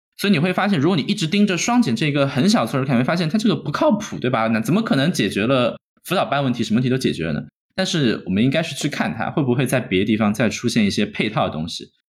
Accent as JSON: {"language": "Chinese", "country": "China", "tie": "born or raised there", "moved": "yes", "said": "我们在国内长大"}